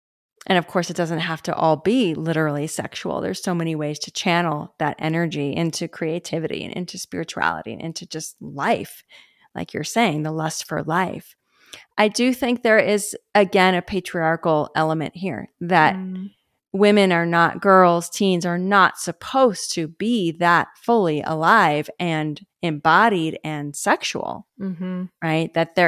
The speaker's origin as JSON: {"language": "English", "town": "Los Angeles", "region": "California", "country": "United States", "tie": "born or raised there", "said": "because of where I grew up and the subculture that I grew up in West LA and the conversations around sexuality, I didn't carry that shame layer."}